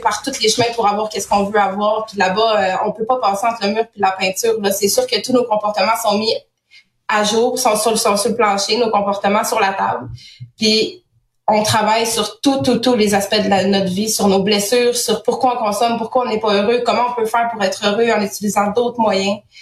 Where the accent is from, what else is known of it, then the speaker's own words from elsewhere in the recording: Saguenay, Quebec, Canada; moved away as an adult; je viens du Saguenay.